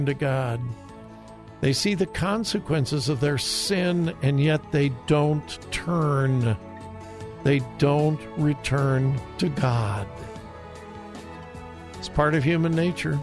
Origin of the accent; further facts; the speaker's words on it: Los Angeles, California, United States; moved away; I loved growing up in Southern California